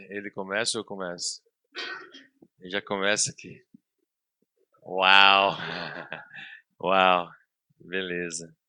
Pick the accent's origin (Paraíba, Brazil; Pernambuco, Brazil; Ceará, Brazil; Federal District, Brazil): Paraíba, Brazil; eu sou, sou paraibano de coração, Sou filho de, filho de pernambucanos. Ah, meu, pai, é meu pai é ministro do Evangelho, ah, lá em João Pessoa.